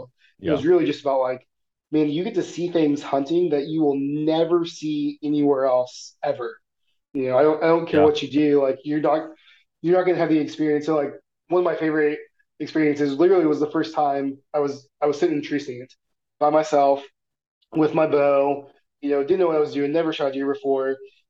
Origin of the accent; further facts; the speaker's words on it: Missouri, United States; Like, growing up in Missouri, you know, there's foxes all over the place, but you never see them.